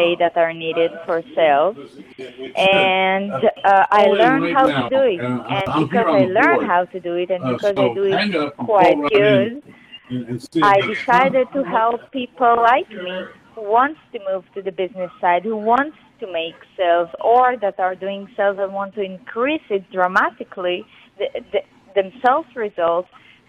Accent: Israel; I'm an Israeli. I grew up in Israel.

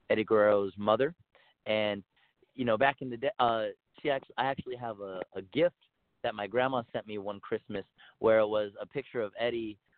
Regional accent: El Paso, Texas, United States; Uh, well, I grew up in El Paso, Texas.

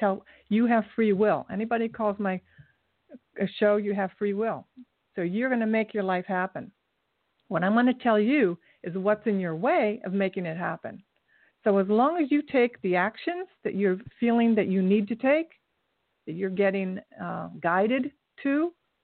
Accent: Kettering, Ohio, United States; I'm from Kettering, Ohio

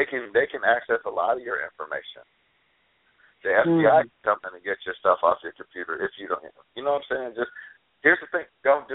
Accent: West Coast, United States; I grew up out here. I've seen my share of hood. So, West Coast hood is different than East Coast hood

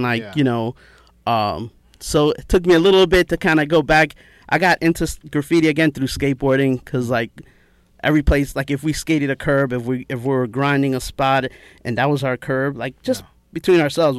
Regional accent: New York City, New York, United States; I was like, Queens.

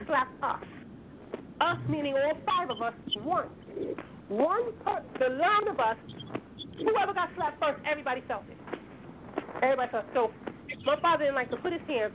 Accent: White Plains, New York, United States; where I was born and raised in White Plains, New York

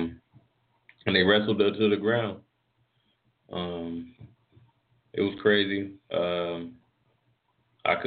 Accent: North Carolina, United States; I'm from North Carolina where if we get snow, especially where I'm at, we don't really do much in that.

